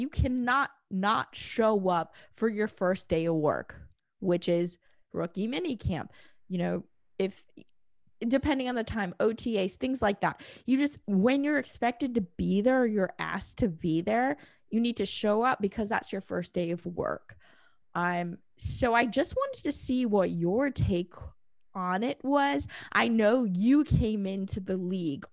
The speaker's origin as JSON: {"language": "English", "region": "Indiana", "country": "United States", "also_born_or_lived": "Michigan", "said": "I'm from Indiana"}